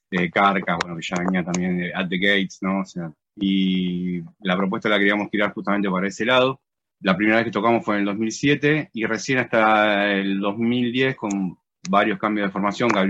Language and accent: Spanish; Quilmes, Buenos Aires Province, Argentina; first language Spanish; guitarrista, compositor y eh, uno de los líderes de la banda. … somos de Quilmes, de Buenos Aires, Argentina.